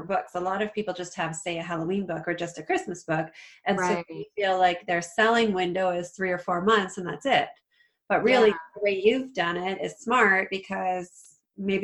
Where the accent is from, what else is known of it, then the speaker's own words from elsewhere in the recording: Canada; I'm Canadian.